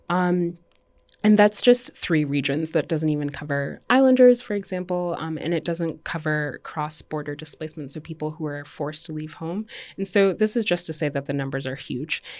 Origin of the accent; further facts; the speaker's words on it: Dominica; also born or lived in Canada / United States; now in New York, United States; I was born and raised in Dominica